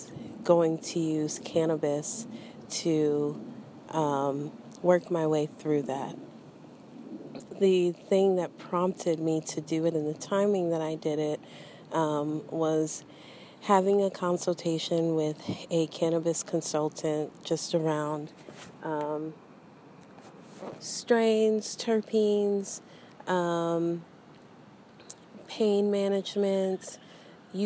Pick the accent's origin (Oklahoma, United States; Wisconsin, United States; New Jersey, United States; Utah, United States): Oklahoma, United States; growing up Christian, because of growing up in Oklahoma